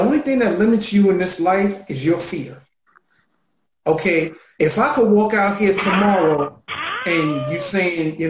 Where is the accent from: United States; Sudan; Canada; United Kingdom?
United States; New York City, New York; I grew up in Marcy.